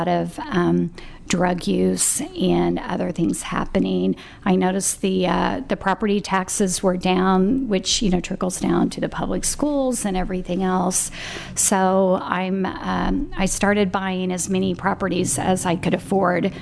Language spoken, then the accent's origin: English; Tulsa, Oklahoma, United States; I was born in West Tulsa, and I lived in the 70s in a housing project right over the 21st Street Bridge.